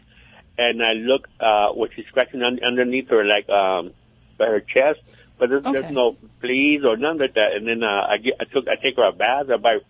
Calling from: California, United States

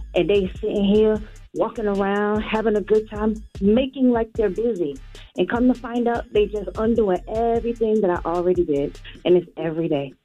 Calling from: Atlanta, Georgia, United States; I'm calling from Atlanta.

